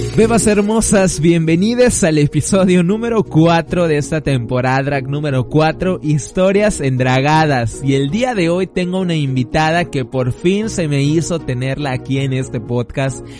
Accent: Quintana Roo, Mexico; somos de Quintana Roo

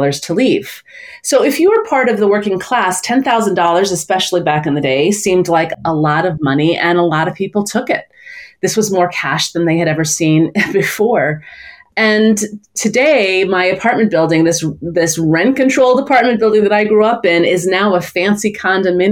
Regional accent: New York City, New York, United States; I grew up in Brooklyn, New York

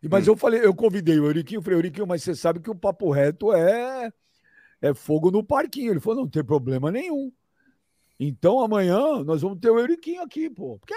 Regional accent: São Paulo, Brazil; born there; Trabalhei, trabalhei pra caceta, amigo. Nasci no Jabaquara, ralei.

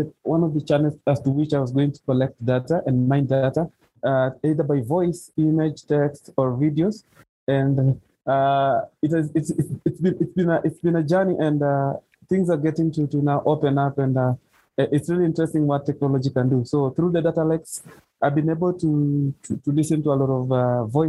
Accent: western Kenya, Kakamega County, Kenya; now in Nairobi, Kenya; I grew up in the western side of Kenya, which is Kakamega County

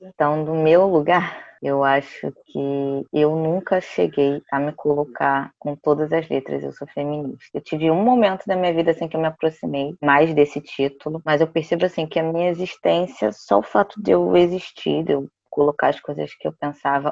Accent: Rio de Janeiro, Brazil; eu sou daqui do Rio de Janeiro, da capital mesmo

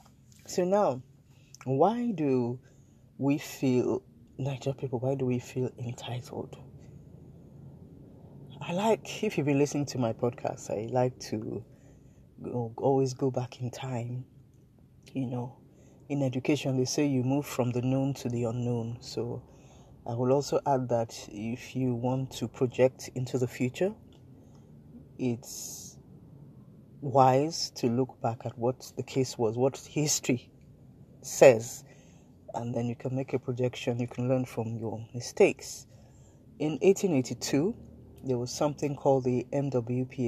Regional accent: Nigeria

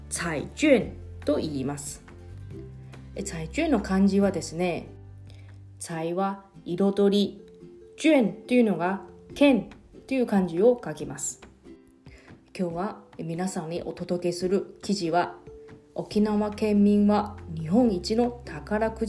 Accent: Taiwan; now in Okinawa, Japan; このコーナーは私台湾出身の … が沖縄のニュースを中国語を交えながら紹介します

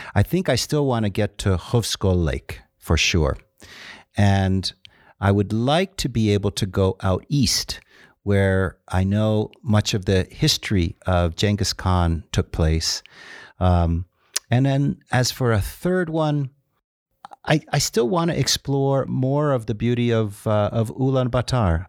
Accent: Dominican Republic; now in Ulaanbaatar, Mongolia; I grew up in the Dominican Republic and, and speak fluent Spanish

